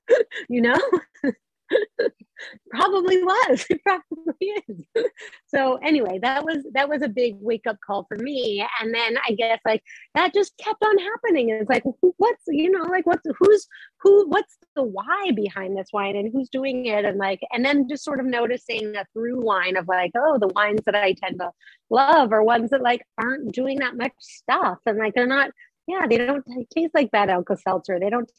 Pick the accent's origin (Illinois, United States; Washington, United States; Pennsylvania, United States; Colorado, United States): Colorado, United States; I did not grow up there at all. I grew up in Colorado